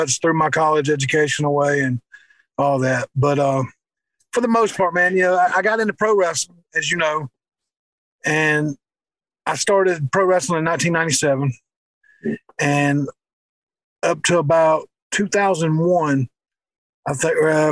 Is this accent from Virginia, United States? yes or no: no; Spartanburg, South Carolina, United States; I was born in Spartanburg, South Carolina, and lost my mom at an early age.